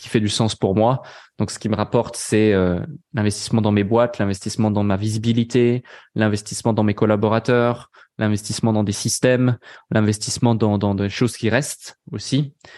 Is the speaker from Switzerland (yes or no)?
yes; Switzerland; now in Dubai, United Arab Emirates; personnellement, je suis pas français. Euh, donc, euh, je suis suisse